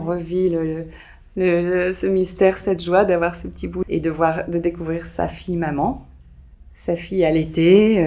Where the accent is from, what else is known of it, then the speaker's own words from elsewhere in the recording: France; je suis française